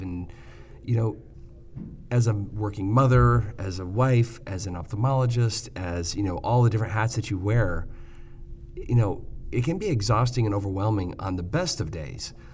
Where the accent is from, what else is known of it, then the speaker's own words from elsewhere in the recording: Michigan, United States; I grew up in Michigan, kind of Midwestern